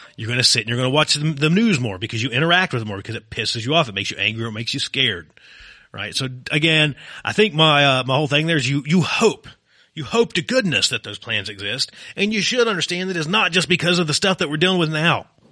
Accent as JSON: {"language": "English", "region": "Virginia", "country": "United States", "tie": "born or raised there", "moved": "yes", "lives_now": "Arizona, United States", "said": "my home state of Virginia"}